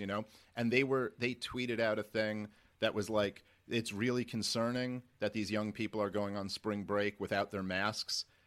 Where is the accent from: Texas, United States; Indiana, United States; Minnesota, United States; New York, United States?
New York, United States; New York City; I'm a Jew from Brooklyn